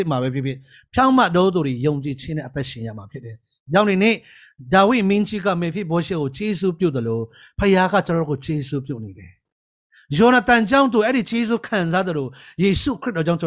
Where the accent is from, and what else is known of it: Chin Hills, Chin State, Myanmar; born or raised there